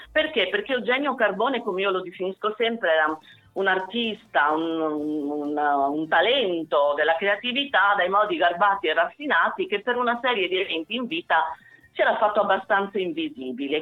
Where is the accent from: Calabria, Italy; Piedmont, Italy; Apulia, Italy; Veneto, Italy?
Calabria, Italy; Mendicino; also born or lived in Cosenza; Mendicino che tra l'altro è anche stata la, la mia città, io sono nata a Cosenza, eh, mia madre era originaria di Mendicino